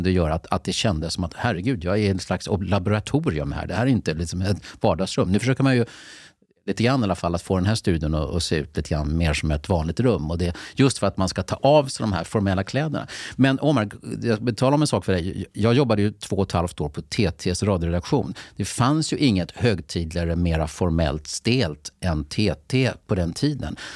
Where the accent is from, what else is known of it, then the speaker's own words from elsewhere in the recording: Mälardalen, Sweden; Men jag kom ju redan från Mälardalen så att det var inte så att man måste göra om helt och hållet.